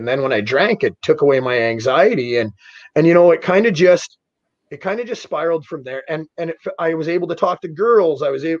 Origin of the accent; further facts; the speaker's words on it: Davidson, United States; And eventually I found myself back in my hometown of Davidson, and I was basically drinking myself to death.